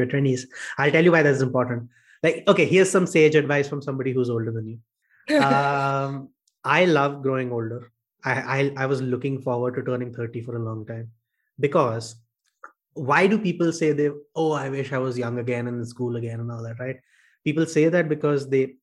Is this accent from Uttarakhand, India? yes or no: no; Kolkata, West Bengal, India; moved away as an adult; also born or lived in Bangalore; I came to Bangalore away from Calcutta